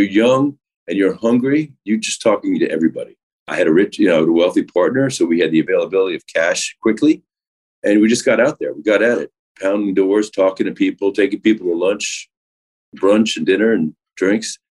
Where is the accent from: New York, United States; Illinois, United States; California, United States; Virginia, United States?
New York, United States; New York City; I grew up in New York City on the Upper West Side